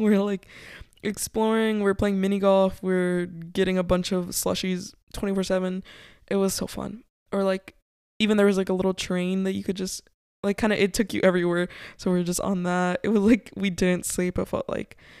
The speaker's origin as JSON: {"language": "English", "town": "Covina", "region": "California", "country": "United States", "tie": "born or raised there", "said": "where we grew up in Covina"}